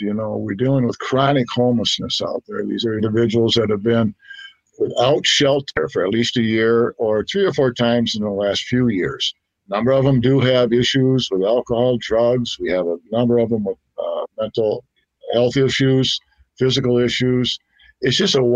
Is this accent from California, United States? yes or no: no; Saint Paul, Minnesota, United States; also born or lived in Fargo, North Dakota / Moorhead, Minnesota; I moved about 10 years ago back to St. Paul, which is my hometown.